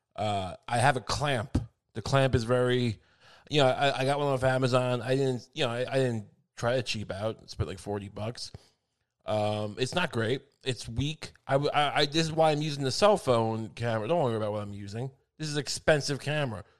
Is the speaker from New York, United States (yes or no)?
yes; Long Island, New York, United States; I grew up in Long Island